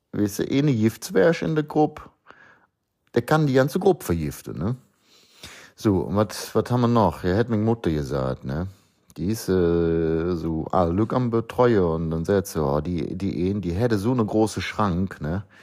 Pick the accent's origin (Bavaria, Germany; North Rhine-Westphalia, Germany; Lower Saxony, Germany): Lower Saxony, Germany; born there; auch wenn ich nicht gebürtig aus dem Osten stamme. Obwohl, geboren in Niedersachsen, das ist schon haarscharf an der Kante.